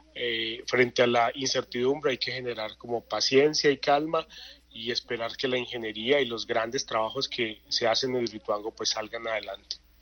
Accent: Puerto Berrío, Antioquia, Colombia; yo que soy de Puerto Berrío, de Magdalena Medio

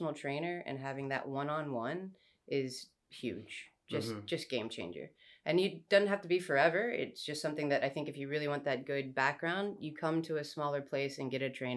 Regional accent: Austin, Texas, United States; moved away as an adult; now in Santa Ana, United States; I'm from Austin, Texas originally, and did the big box gyms there

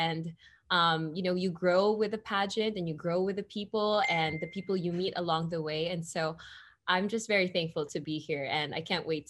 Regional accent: Philippines; It was very fun, you know, and I think Filipino culture, it's just so vibrant.

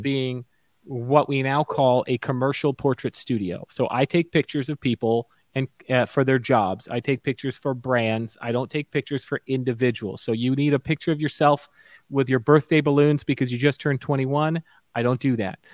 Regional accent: Stuart, Florida, United States; also born or lived in Orlando; where I grew up in Stuart, Florida

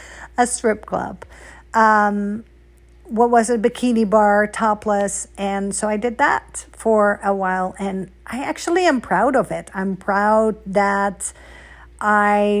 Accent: Amsterdam, North Holland, Netherlands; moved away as an adult; also born or lived in Hungary; I'm not American. I wish I was. I'm Dutch.

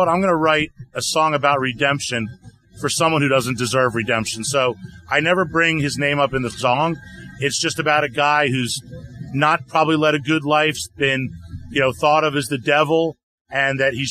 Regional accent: Atlanta, Georgia, United States; my best friend, his name was Les, growing up in Atlanta

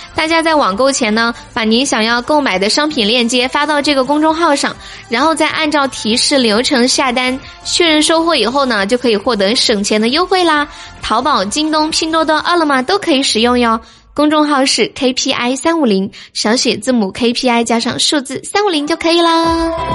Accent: Sichuan, China; 我是一个四川人

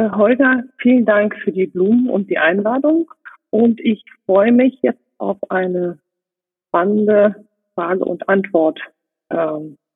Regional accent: Rhineland, Germany; born there; moved away; Gebürtig bin ich aus dem Rheinland, bin da aber sehr schnell äh, weggezogen, nicht weil es was Schönes, sondern weil es mich in die Welt gezogen hat

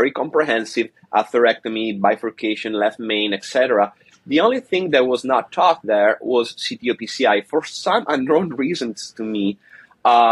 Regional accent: Italy; moved away as an adult; also born or lived in Padua, Italy / Barcelona, Spain / Montreal, Canada; now in Seattle, United States; So I am Italian. I was born and raised in Italy

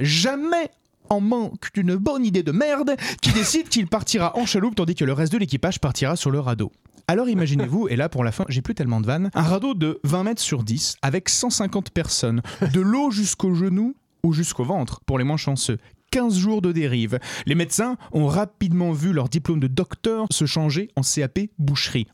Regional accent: France; en tant que Français

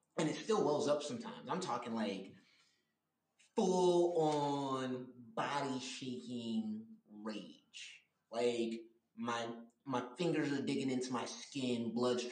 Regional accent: Miami Gardens, Florida, United States; as a young black man growing up in Miami Gardens, Florida.

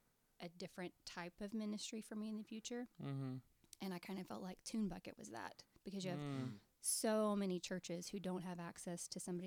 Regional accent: Texas, United States; moved away as an adult; also born or lived in Mississippi; now in California, United States; I was raised in Texas.

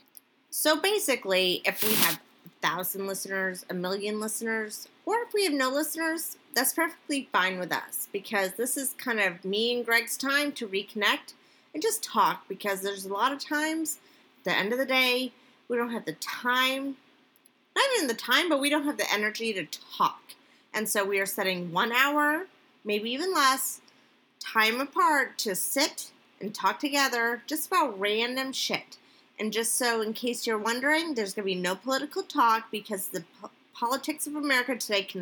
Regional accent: Northeast, United States; moved away as an adult; now in Florida, United States; I'm originally from the Northeast.

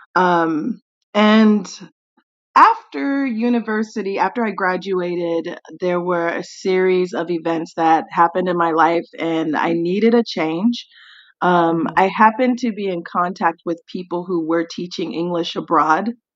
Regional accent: Tennessee, United States; moved away as an adult; also born or lived in Nashville metro area; now in South Korea; I am from Tennessee, USA

